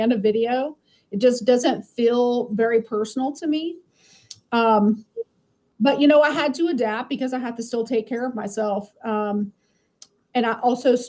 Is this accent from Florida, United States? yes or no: yes; Lakeland, Florida, United States; also born or lived in Tampa, Florida; So I grew up in Lakeland, and then I moved to Tampa when I got married